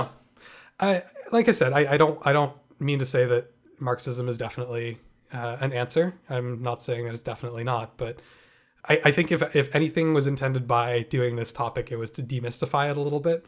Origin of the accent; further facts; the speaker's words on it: Canada; as a Canadian having grown up in a country where it's never been an issue for me